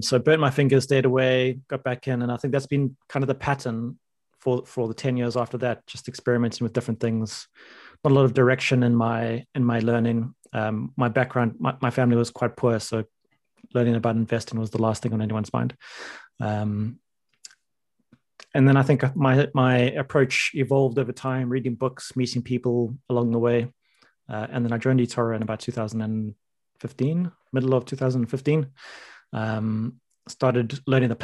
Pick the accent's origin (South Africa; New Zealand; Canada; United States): South Africa; moved away as an adult; now in London, United Kingdom; I am a South African immigrant to London